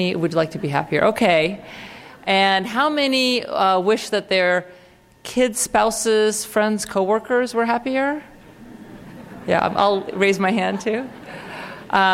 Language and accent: English; Russia; I come from Russia